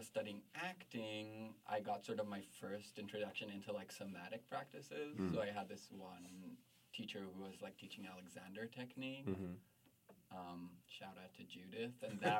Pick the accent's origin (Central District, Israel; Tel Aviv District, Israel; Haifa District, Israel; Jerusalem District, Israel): Jerusalem District, Israel; Jerusalem; I grew up in Jerusalem and society sort of viewed me as like a boy.